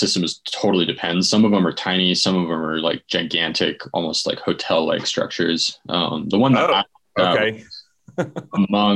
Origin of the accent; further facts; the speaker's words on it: New York City, New York, United States; moved away as an adult; also born or lived in Germany / Boulder, Colorado / Austria; now in Jackson Hole, United States; I grew up in New York City in Manhattan